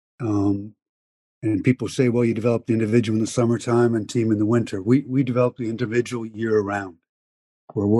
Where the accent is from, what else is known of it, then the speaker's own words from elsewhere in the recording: Penticton, British Columbia, Canada; moved away as an adult; also born or lived in Finland; growing up in Penticton